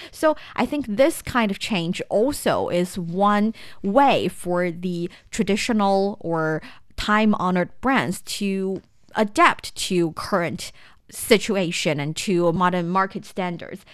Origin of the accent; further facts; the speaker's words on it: Shanxi, China; moved away; I am from Shanxi province. hometown I am so proud